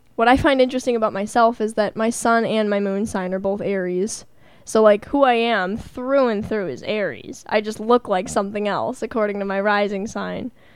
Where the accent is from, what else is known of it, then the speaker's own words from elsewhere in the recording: Milwaukee, Wisconsin, United States; I was born in Milwaukee